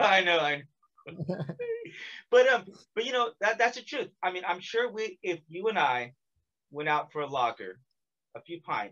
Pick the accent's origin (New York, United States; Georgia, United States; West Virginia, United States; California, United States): California, United States; now in South Korea; I'm from California.